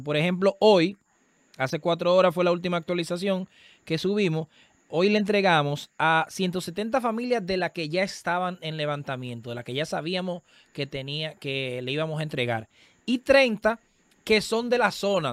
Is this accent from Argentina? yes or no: no; Dominican Republic; en el sector donde, donde yo nací y me, y me crié, ahí todavía está el colegio de mi mamá